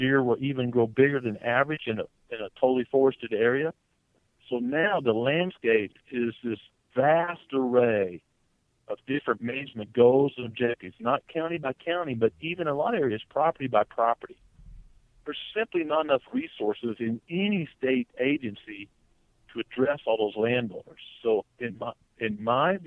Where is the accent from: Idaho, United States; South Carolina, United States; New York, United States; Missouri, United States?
Missouri, United States; I was raised in Missouri. I currently live in Missouri